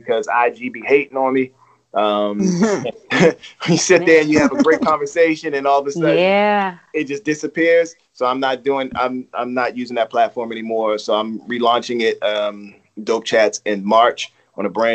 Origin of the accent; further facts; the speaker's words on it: Baltimore, Maryland, United States; I'm from Baltimore